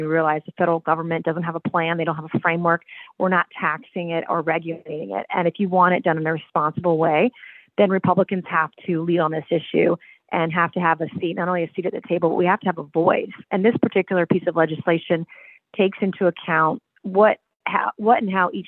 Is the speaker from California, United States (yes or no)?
no; Charleston, South Carolina, United States; also born or lived in Fort Bragg, North Carolina; And I grew up in South Carolina. I was actually born at Fort Bragg, North Carolina, because my dad was in the Army for 28 years and retired a one-star general. And retired to Charleston, where I grew up